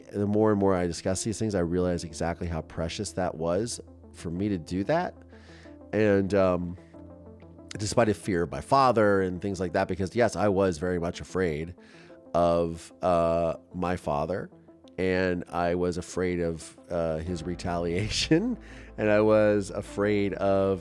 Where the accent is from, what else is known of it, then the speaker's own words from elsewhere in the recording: Mansfield, Ohio, United States; my hometown of Mansfield, Ohio